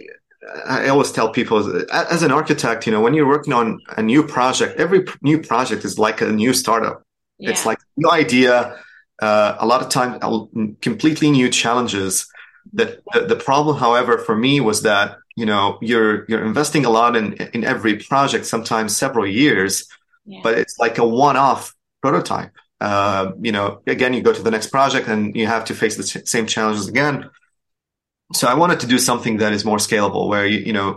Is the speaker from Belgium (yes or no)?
no; Damascus, Damascus Governorate, Syria; English is a second language; moved away as an adult; also born or lived in Dubai / Boston; now in Houston, United States; I'm originally from Syria, so I grew up in Damascus, graduated from Damascus University